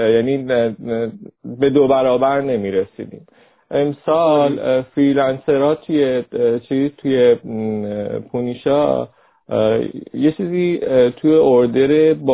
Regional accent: Rasht, Gilan, Iran; به هر کس که میگفتیم که ما رشتیم و شما بیاین برای جلسه

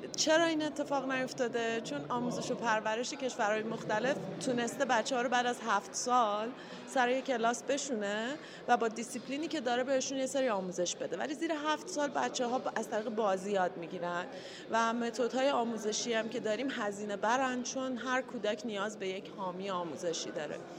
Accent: Iran; moved away; also born or lived in England; بعد از 13 سال تحصیل و کار در کشور انگلستان برگشتم ایران

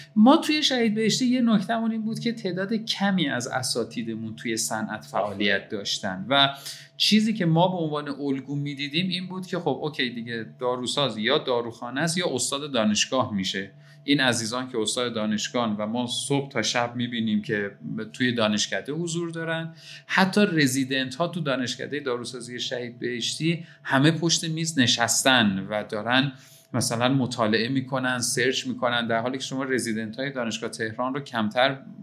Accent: Qazvin, Qazvin Province, Iran; moved away as an adult; now in Tehran, Iran; در شهر قزوین به دنیا آمدم و همونجا تا 18 سالگی زندگی کردم

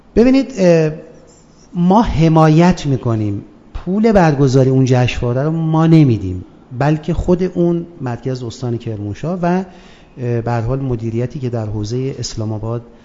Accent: Abadan, Khuzestan, Iran; خوزستان و خصوصا شهر خودم آبادان

